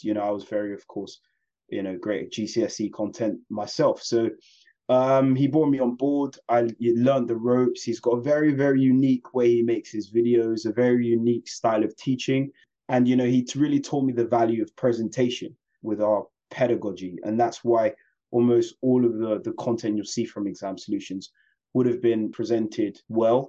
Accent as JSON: {"language": "English", "region": "London", "country": "United Kingdom", "tie": "born or raised there", "said": "I was born and raised in West London."}